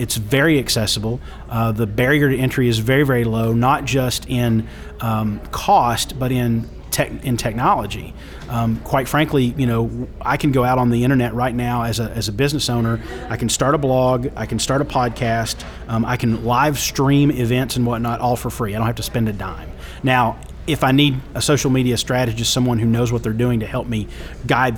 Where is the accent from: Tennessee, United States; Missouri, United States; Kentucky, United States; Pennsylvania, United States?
Kentucky, United States; Pikeville; I'm from Pikeville, Kentucky now. That's in the hills